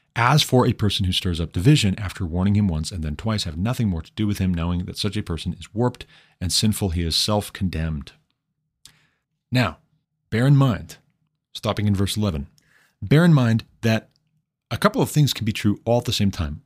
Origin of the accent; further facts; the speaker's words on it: Montana, United States; my home state, Montana